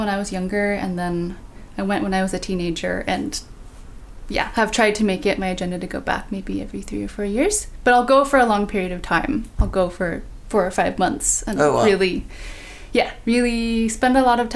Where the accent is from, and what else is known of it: Bay Area, California, United States; born or raised there